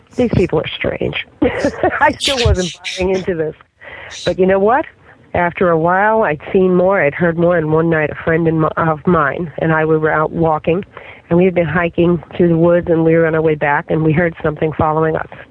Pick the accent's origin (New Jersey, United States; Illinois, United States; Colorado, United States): New Jersey, United States; now in Florida, United States; I am from New Jersey. Okay, and in New Jersey, when I was a kid